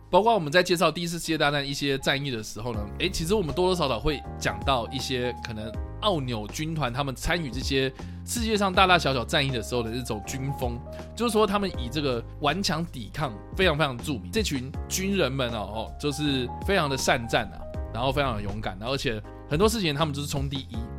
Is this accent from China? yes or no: no; Taiwan; 我们台湾人